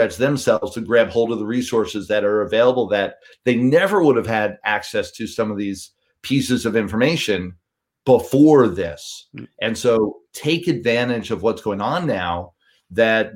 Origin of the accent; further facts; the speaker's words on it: New York City, New York, United States; I grew up in New York City, cut my teeth cold calling in Midtown Manhattan